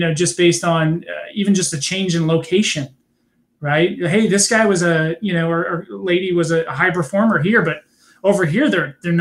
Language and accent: English; California, United States; I'm from California